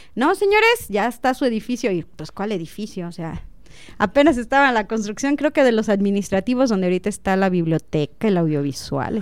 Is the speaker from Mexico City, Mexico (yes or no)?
no; Zitácuaro, Michoacán, Mexico; now in Celaya, Mexico; yo nací en Zitácuaro, Michoacán